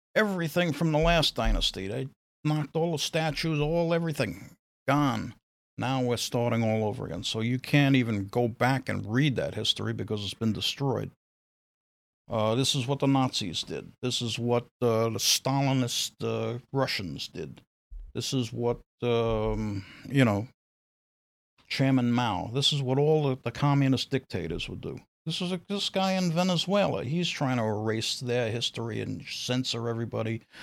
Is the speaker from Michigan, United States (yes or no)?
no; New York City, New York, United States; I grew up in Brooklyn.